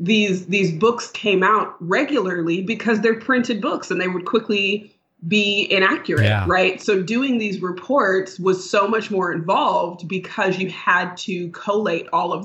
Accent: Sacramento, California, United States; I grew up in Northern California in Sacramento, the capital city

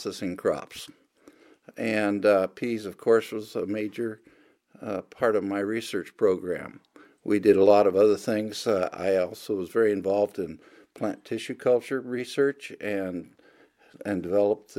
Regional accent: Oregon, United States; moved away as an adult; also born or lived in Texas / Riverside, California; now in Skagit Valley, United States; both of my wife and I grew up in Oregon

